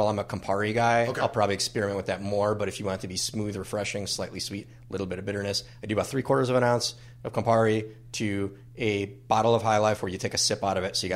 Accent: Minneapolis, Minnesota, United States; Northeast Minneapolis is my home. I have multiple homes away from home but Northeast is the reason that I am still a Minnesotan, or at least my residence is still in Minnesota.

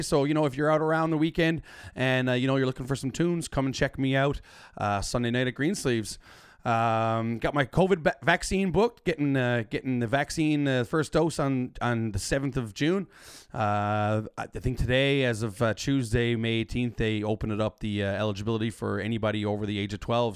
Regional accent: Newfoundland and Labrador, Canada; as a Newfoundlander

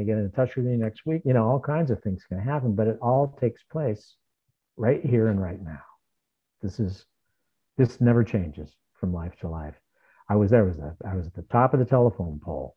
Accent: Southern California, United States; moved away; also born or lived in New York / Arizona; I'm from Southern California

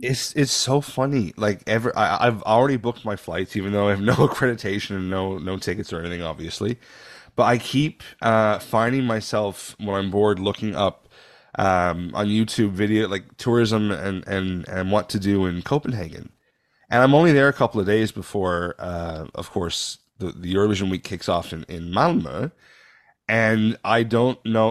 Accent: Canada; I'm born Canadian, but I think I have a little German in me

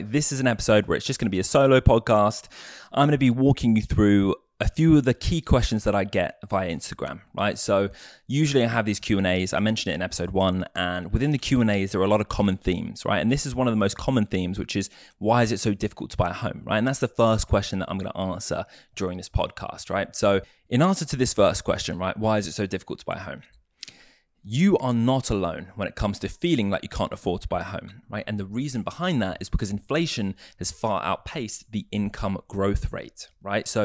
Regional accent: United States; born there; accent: English; I say us as Americans because I was born in America, right? I sound English, but I was actually born in the US.

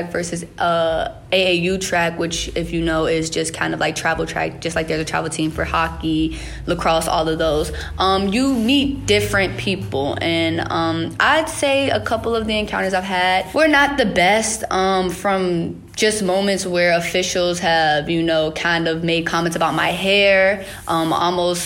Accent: Richmond, Virginia, United States; moved away as an adult; also born or lived in Greenbrier County, West Virginia; I have two hometowns. I was born in Greenbrier County, West Virginia, and then moved to Richmond, Virginia

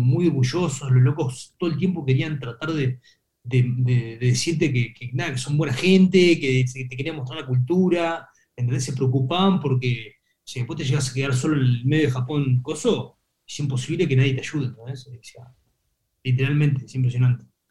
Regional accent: Uruguay; en Uruguay, viste, que estamos acostumbrados a la vida sana

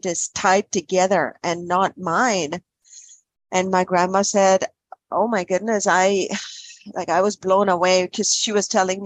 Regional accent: Kerala, India; I was born and raised in Kerala, India.

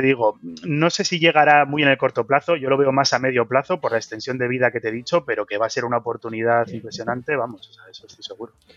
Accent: Bilbao, Basque Country, Spain; yo soy de Bilbao

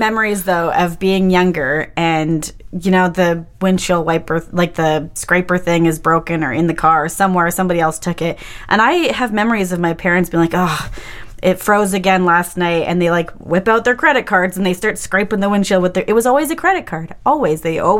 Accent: Winnipeg, Manitoba, Canada; I'm from Winnipeg. I know how this works.

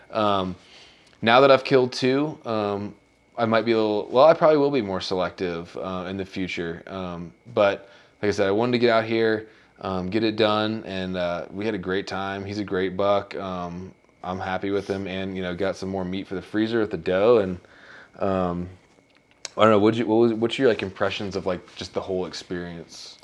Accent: Virginia, United States; we're both from Virginia

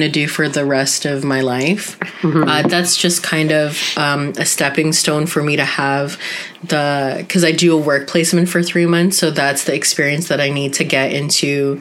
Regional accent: Canada; being Canadian-born Filipinas

